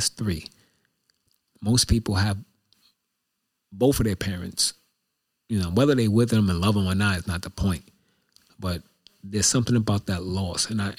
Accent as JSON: {"language": "English", "region": "New York", "country": "United States", "said": "Like I'm from New York and I got money but I'm a New Yorker with money."}